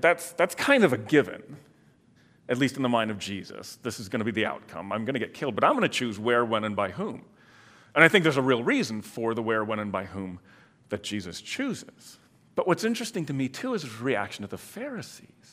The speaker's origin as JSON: {"language": "English", "region": "Michigan", "country": "United States", "tie": "born or raised there", "also_born_or_lived": "Illinois", "moved": "yes", "lives_now": "Iowa, United States", "said": "I grew up in Michigan, then lived in Illinois for a long time, and now here for twenty-five plus years."}